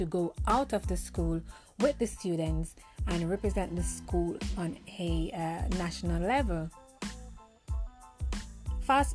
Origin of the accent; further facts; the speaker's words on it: Jamaica; moved away as an adult; now in United Kingdom; I am a Jamaican at heart, as you can hear my accent. I live in the UK now for 10 years, and I am torn between my country, Jamaica, and living in the UK.